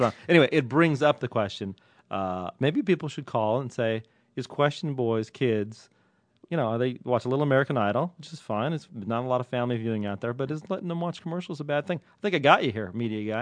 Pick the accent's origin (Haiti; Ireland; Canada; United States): Ireland; I'm Irish.